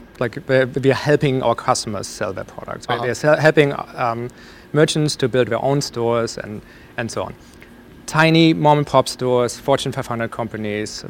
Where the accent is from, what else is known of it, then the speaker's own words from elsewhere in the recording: Germany; moved away; So I grew up in Germany